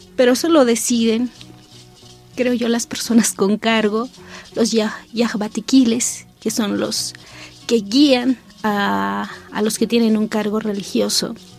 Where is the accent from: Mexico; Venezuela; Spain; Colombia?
Mexico; San Juan Chamula, Chiapas; de mi pueblo